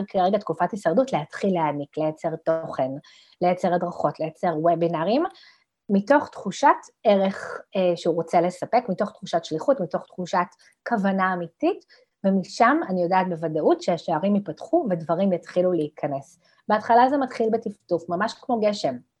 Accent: Ramla, Central District, Israel; גדלתי ברמלה

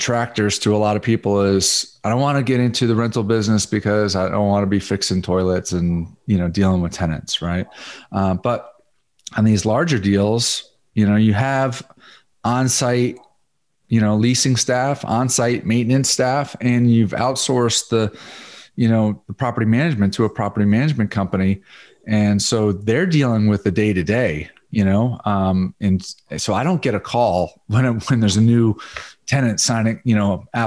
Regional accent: Connecticut, United States; also born or lived in South Florida; now in Dallas, United States; I grew up in Connecticut

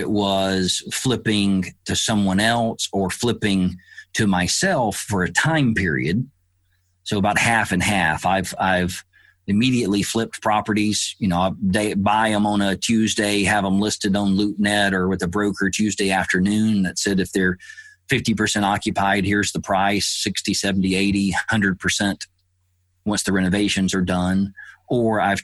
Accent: Alabama, United States; I grew up in the South in Alabama

